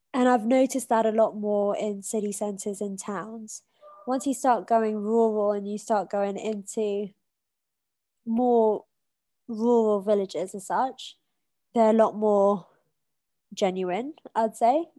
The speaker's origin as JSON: {"language": "English", "country": "United Kingdom", "accent": "British", "moved": "as an adult", "lives_now": "Mombasa, Kenya", "said": "my accent which is a british accent"}